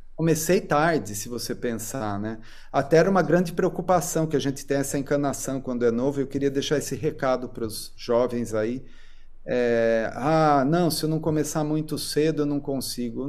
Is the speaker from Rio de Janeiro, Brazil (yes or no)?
no; Sorocaba, São Paulo, Brazil; eu nasci em Sorocaba, né? E cresci lá. Mudei para São Paulo só quando fui fazer faculdade.